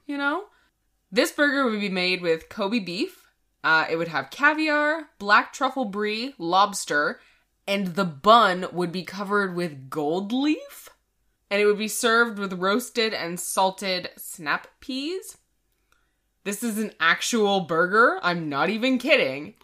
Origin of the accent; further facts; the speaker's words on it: Canada; we are Canadian